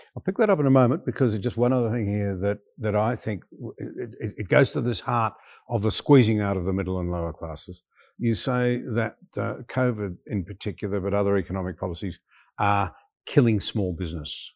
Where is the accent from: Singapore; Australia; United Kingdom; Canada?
Australia; I'm a young Australian fresh out of school